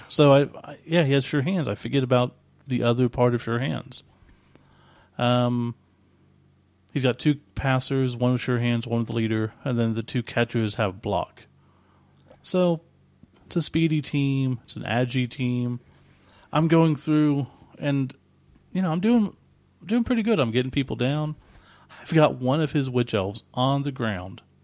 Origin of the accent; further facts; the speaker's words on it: Oklahoma, United States; we're from Oklahoma